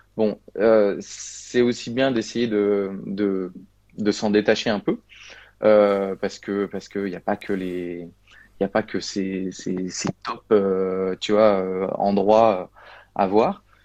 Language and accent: French; Vosges, Grand Est, France; also born or lived in Paris suburbs; now in Bordeaux, France; Je suis originaire des Vosges